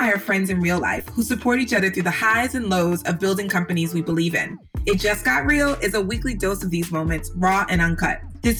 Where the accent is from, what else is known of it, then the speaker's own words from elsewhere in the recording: New York, United States; I'm from New York